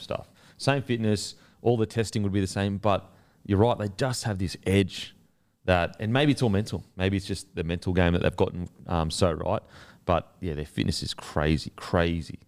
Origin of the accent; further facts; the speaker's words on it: Queensland, Australia; I'm a Queenslander